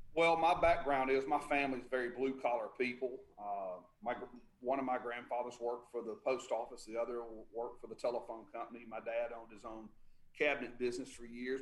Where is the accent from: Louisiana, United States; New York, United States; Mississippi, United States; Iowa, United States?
Mississippi, United States; Tupelo; also born or lived in Guntown, Mississippi; I was born and raised in Tupelo, Mississippi.